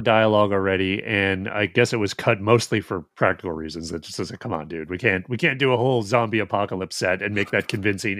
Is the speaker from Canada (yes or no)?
yes; Alberta, Canada; From where I grew up, it'd be like, oh, it's not Edmonton, it's Red Deer.